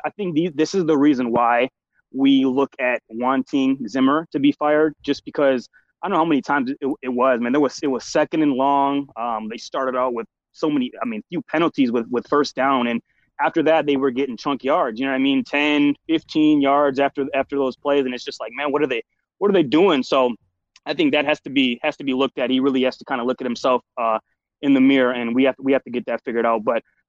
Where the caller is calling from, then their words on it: Shakopee, Minnesota, United States; I'm in Shakopee, Minnesota, so I'm out here with you guys.